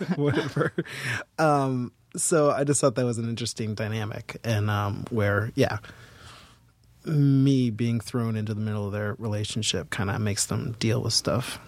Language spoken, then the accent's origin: English; Boston, Massachusetts, United States; also born or lived in Seattle; now in New York, United States; I'm from Boston